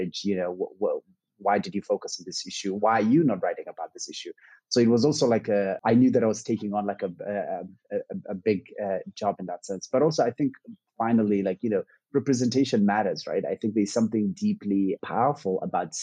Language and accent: English; Nairobi, Kenya; also born or lived in Mogadishu, Somalia / New York; I was born in Nairobi, Kenya, and spent the better part of my life here. But I also grew up in Mogadishu, Somalia, for several years of my childhood